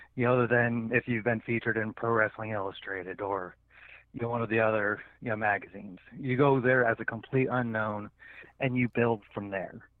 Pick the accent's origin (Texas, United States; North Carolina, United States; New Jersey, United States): New Jersey, United States; I was born in Jersey